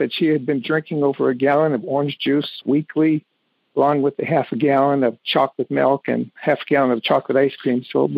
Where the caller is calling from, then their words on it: Birmingham, Michigan, United States; I'm calling from Birmingham, Michigan.